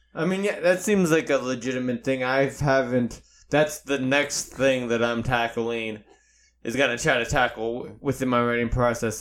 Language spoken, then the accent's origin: English; Boston, Massachusetts, United States; it's not like I'm full-blown Irish, like, I'm from Boston